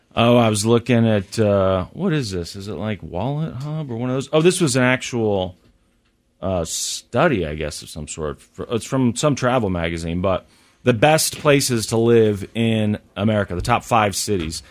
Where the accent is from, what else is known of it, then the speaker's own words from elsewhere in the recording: United States; when you're from Missouri or Kansas, you know, where I've spent most of my life